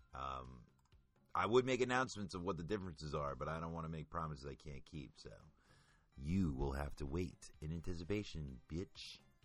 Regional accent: United States; being American

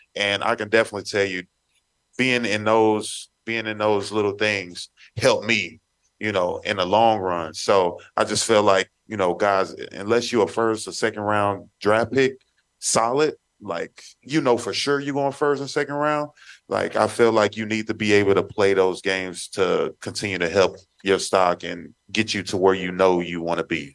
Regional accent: Texas, United States; moved away; I grew up in Texas

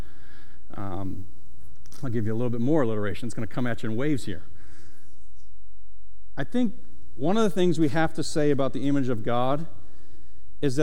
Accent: Syracuse, New York, United States; now in Delaware, United States; I'm from Syracuse, New York

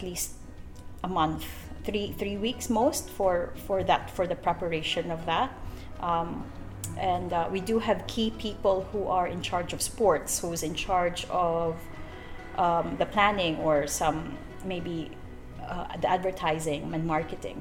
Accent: Philippines; now in Broome, Australia; I'm from the Philippines, third world. No, I'm a Filipino

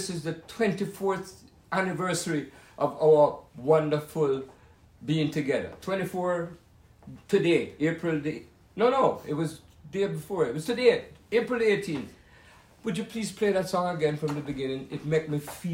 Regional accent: Jamaica; I was born in Jamaica in the year 1944.

